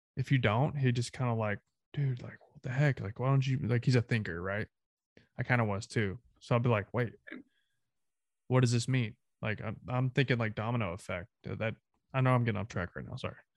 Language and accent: English; the South, United States; I'm Southern.